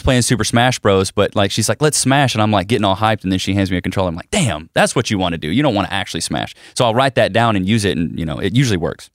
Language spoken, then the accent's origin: English; Paris, Texas, United States; moved away as an adult; also born or lived in Commerce, Texas / Austin, Texas; I was born and raised in Paris, Texas